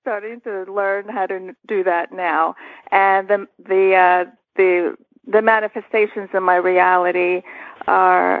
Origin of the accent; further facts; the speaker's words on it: Washington, District of Columbia, United States; moved away as an adult; also born or lived in Istanbul, Turkey / Montreal, Canada / Capitol Hill, Washington, D.C.; now in North Carolina, United States; we came and we settled in the Washington, D.C. suburbs, which is where I did my growing up.